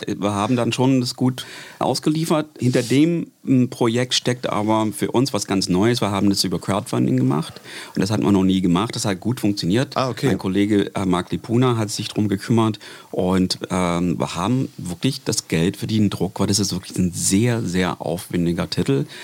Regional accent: United States; German is a second language; moved away; ich komme aus den USA

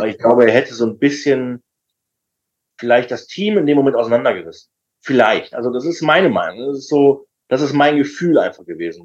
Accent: Düsseldorf, North Rhine-Westphalia, Germany; ich bin tatsächlich an der Bremenstraße eigentlich groß geworden

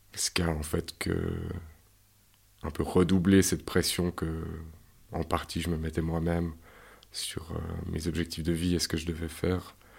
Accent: Yverdon-les-Bains, Vaud, Switzerland; Je suis né à Yverdon, euh, dans une famille euh, d'ouvriers, tout ce qu'il y a plus normal

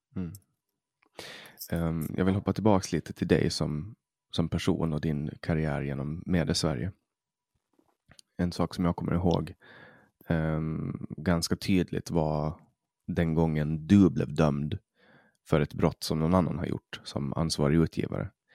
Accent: Åland Islands; first language Swedish; vi är ålänningar

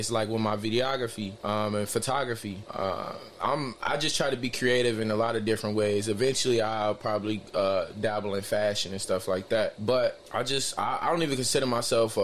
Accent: Chicago, Illinois, United States; I'm from Chicago, Illinois. I was, you know, raised mainly, you know, over east

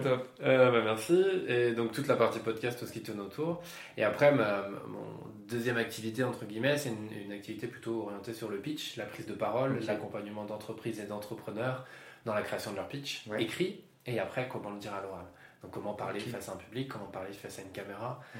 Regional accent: Yvelines, Île-de-France, France; moved away as an adult; also born or lived in Lille; now in Bordeaux, France; Je viens des Yvelines, j'ai fait mes études à Lille

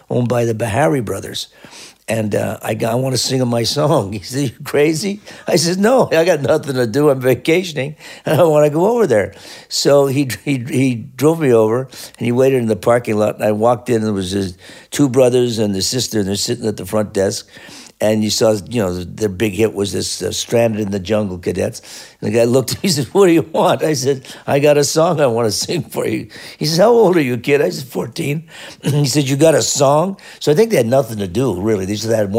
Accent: Canada; being a Canadian, we had all the Canadian groups that would cover all the black music.

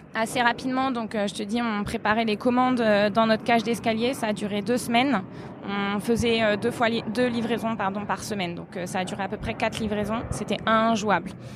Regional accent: France; now in Portugal; nous on est français

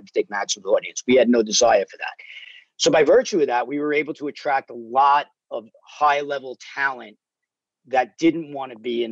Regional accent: New York City, New York, United States; now in Los Angeles, United States; I grew up in New York like you did, Brooklyn and Staten Island

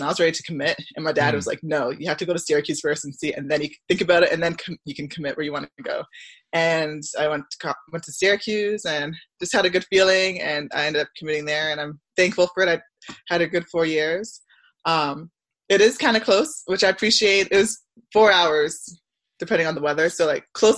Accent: Barrie, Ontario, Canada; born or raised there; also born or lived in Scarborough, Ontario / Milton, Ontario

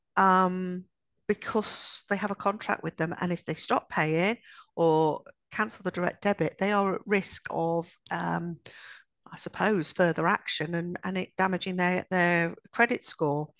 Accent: Midlands, United Kingdom; we're only from the Midlands

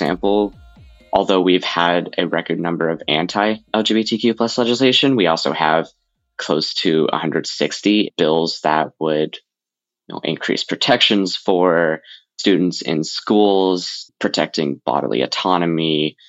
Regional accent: Texas, United States; I'm as much a Texan as my neighbor is

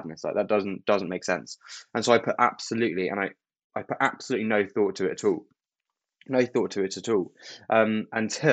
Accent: Kent, South East England, United Kingdom; I was born in Kent, which is south of London. It's known as the Garden of England. It's very green. I'm actually there right now.

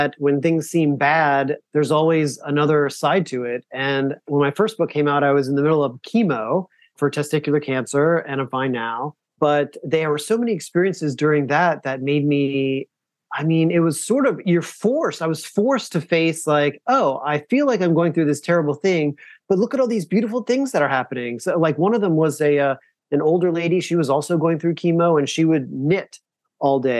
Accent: the South, United States; moved away; I grew up in the South

